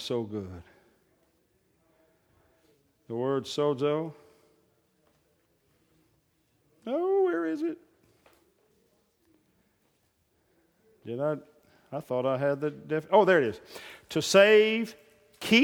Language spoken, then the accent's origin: English; Oklahoma, United States; I'm from Oklahoma